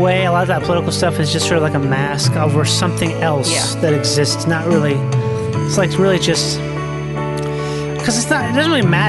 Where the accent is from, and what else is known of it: Minnesota, United States